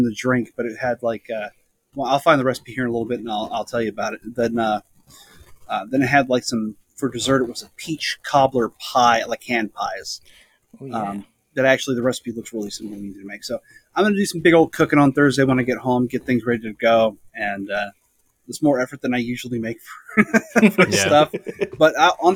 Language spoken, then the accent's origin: English; the Northwest, Pacific Northwest, United States; I grew up here in the Northwest